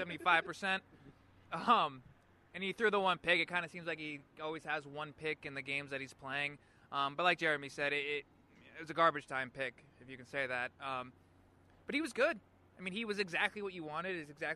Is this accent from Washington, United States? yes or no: yes; Spokane, Washington, United States; also born or lived in Pullman / Seattle; I was born in Spokane, but my mom went to Wazoo and UW, so I lived my first 6 months of life on those two campuses.